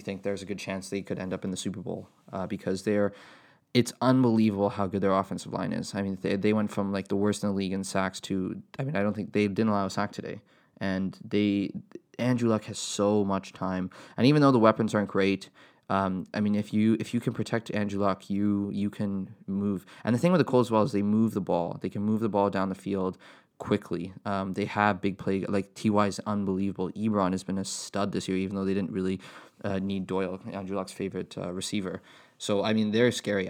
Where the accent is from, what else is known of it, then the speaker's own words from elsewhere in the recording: Canada; as a Canadian tennis fan